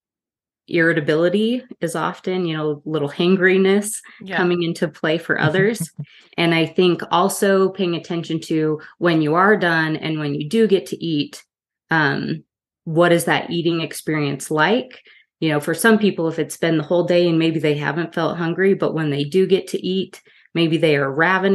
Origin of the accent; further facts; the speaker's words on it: Utah, United States; I grew up here in Utah